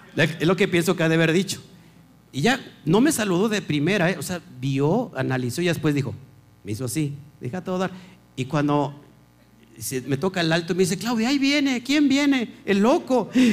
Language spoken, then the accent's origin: Spanish; Mexico; los mexicanos, ¿no? Que debatimos